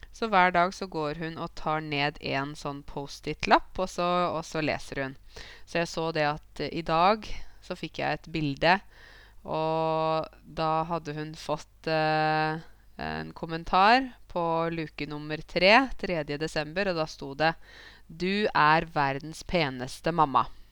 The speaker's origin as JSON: {"language": "Norwegian", "town": "Åmot", "region": "Innlandet", "country": "Norway", "tie": "born or raised there", "said": "Jeg vokste jo opp uh, i Åmot"}